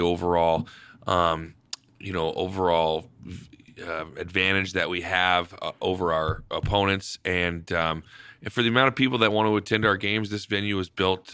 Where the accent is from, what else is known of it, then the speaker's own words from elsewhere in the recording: Spokane, Washington, United States; moved away as an adult; also born or lived in Canada; now in Idaho Falls, United States; I grew up in Spokane